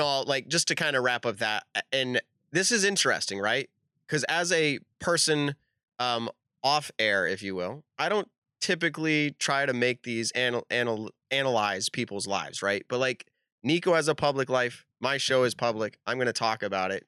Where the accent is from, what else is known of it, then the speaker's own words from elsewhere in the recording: Leicester, Massachusetts, United States; I'm from Leicester